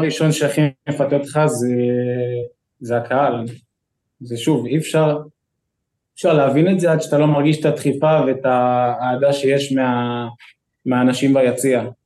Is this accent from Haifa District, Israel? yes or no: no; Kfar Saba, Central District, Israel; אני כל החיים שלי גדלתי בכפר סבא